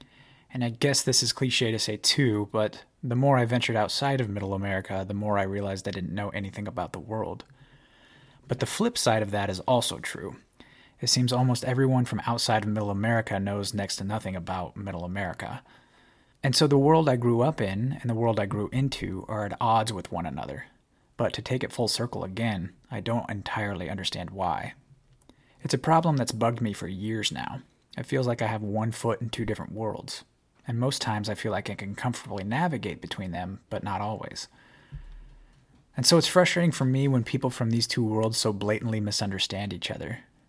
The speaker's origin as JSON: {"language": "English", "region": "Nebraska", "country": "United States", "tie": "born or raised there", "said": "I grew up in the Great Plains state of Nebraska, right on the edge of a region called the Sandhills."}